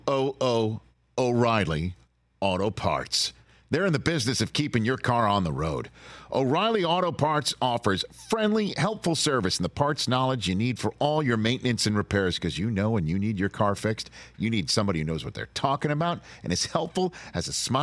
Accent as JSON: {"language": "English", "town": "New York City", "region": "New York", "country": "United States", "said": "I'm from Staten Island, New York"}